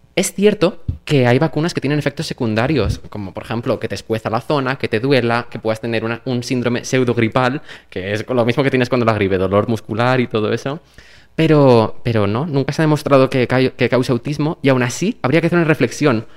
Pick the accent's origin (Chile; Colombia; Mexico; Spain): Spain; Valencian Community; Comunidad Valenciana, que es de donde yo soy